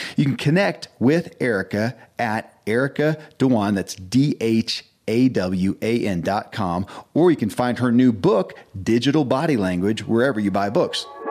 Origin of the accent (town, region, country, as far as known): Kentucky, United States; born or raised there